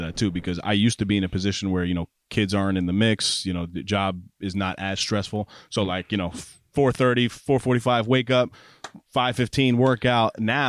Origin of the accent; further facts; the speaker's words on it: New York, United States; I'm from New York.